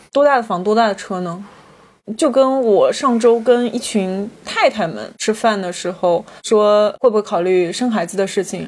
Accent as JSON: {"language": "Chinese", "town": "Changzhou", "region": "Jiangsu", "country": "China", "tie": "born or raised there", "moved": "as an adult", "lives_now": "Shanghai, China", "said": "就在我的家乡"}